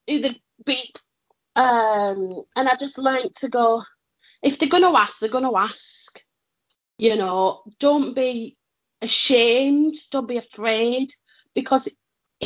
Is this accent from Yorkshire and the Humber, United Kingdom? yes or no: no; Lancashire, North West England, United Kingdom; we're from Lancashire